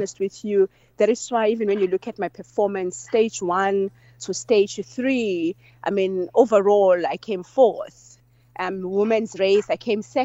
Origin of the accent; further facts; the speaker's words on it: Seleni Village, KwaZulu-Natal, South Africa; born and bred in Seleni Village